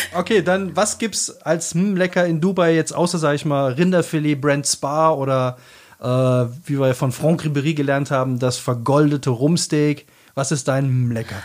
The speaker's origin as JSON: {"language": "German", "area": "Black Forest, near Rottweil", "region": "Baden-Württemberg", "country": "Germany", "said": "hier bei uns im Schwarzwald, äh, in, in der Nähe von Rottweil"}